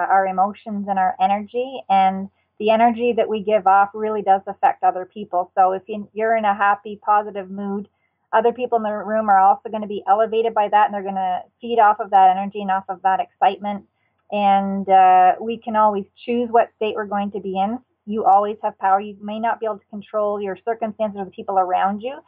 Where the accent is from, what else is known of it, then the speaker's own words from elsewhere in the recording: New Brunswick, Canada; I grew up in New Brunswick, Canada